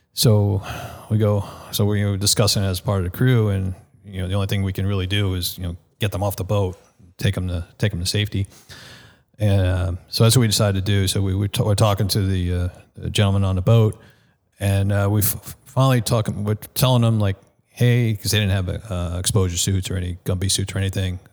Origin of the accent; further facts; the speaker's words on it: Nassau County, Long Island, New York, United States; moved away; the Nassau County Medical Center, which was basically in my hometown